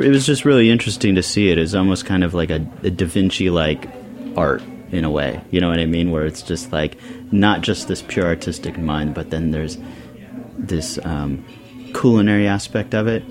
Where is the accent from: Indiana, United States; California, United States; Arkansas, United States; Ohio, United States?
California, United States; Bonny Doon; also born or lived in New York City; now in South Orange, United States; I didn't even grow up in Santa Cruz. I grew up in Bonny Doon, which is just... We don't even have traffic lights. It's just the mountains